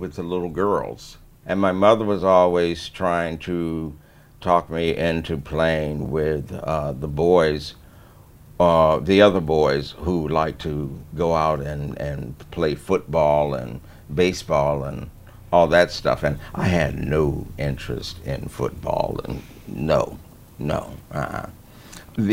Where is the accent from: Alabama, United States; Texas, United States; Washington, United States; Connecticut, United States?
Connecticut, United States; Hartford; I was born in Hartford, February 22nd, 1941